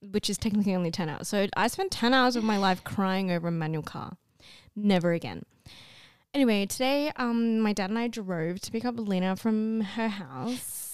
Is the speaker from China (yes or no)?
no; Australia; I'm Australian